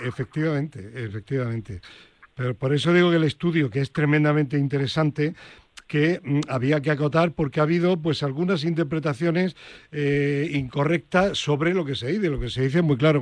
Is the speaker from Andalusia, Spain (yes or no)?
yes; Granada, Andalusia, Spain; mi tierra, concretamente a la Universidad de Granada